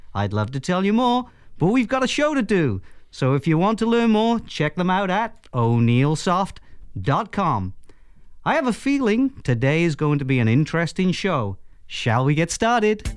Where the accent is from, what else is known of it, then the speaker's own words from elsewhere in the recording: Wales, United Kingdom; accent: Welsh; I'm a pretty proud Welshman